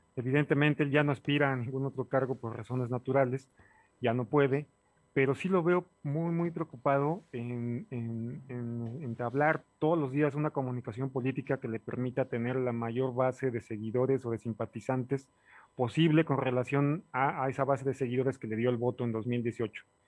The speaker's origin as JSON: {"language": "Spanish", "region": "Puebla", "country": "Mexico", "said": "como ciudadano poblano"}